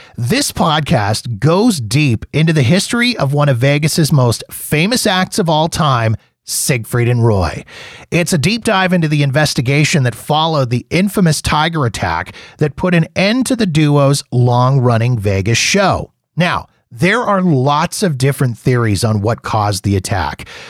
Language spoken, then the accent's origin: English; Canada; as a Canadian